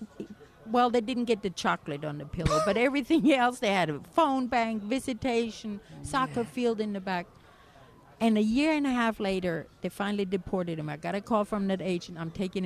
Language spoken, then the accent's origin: English; Germany; moved away as an adult; also born or lived in California; now in United States; I came from Germany.